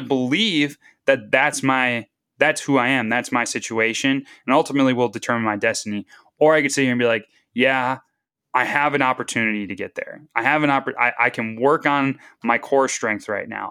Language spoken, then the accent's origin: English; Northeast Wisconsin, United States; moved away as an adult; also born or lived in Duluth, Minnesota; now in the Dakotas, United States; growing up in Northeast Wisconsin